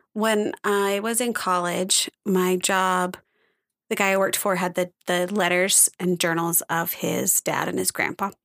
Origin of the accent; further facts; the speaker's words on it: United States; I'm American